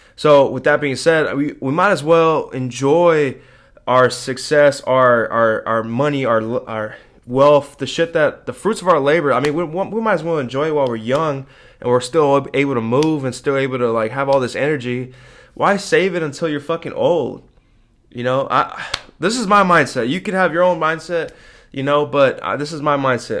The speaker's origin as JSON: {"language": "English", "country": "United States", "said": "as an American"}